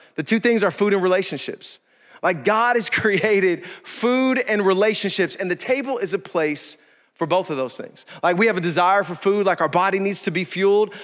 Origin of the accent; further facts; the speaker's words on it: East Bay, California, United States; I grew up in the East Bay